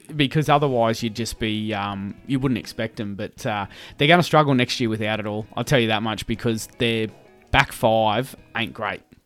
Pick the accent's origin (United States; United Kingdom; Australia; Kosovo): Australia; Brisbane, Queensland; we grew up, mm, born and bred in Brizzy, lived here all our lives